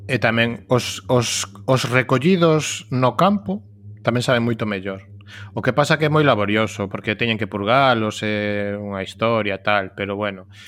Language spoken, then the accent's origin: Galician; Cangas, Galicia, Spain; moved away; Cangas de onde son eu, que son 25.000